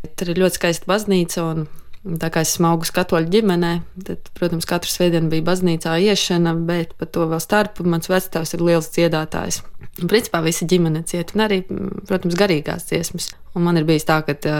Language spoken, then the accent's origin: Latvian; Latgale, Latvia; es pati nāku no Latgales.